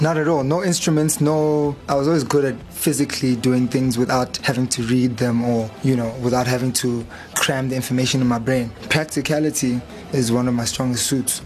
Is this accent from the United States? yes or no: no; Durban, KwaZulu-Natal, South Africa; moved away; also born or lived in Pietermaritzburg / Cape Town; growing up in Durban, it felt like a family home that we see on TV